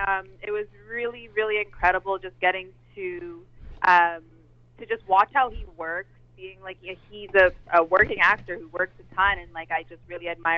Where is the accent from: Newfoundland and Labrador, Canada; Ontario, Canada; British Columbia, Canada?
Ontario, Canada; Toronto; I'm from Toronto